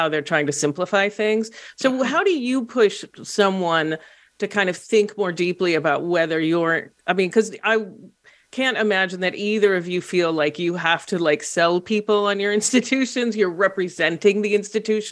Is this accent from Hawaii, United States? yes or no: no; Los Angeles, California, United States; moved away as an adult; also born or lived in Portland, Oregon; I grew up in Los Angeles and went to college in Portland, Oregon.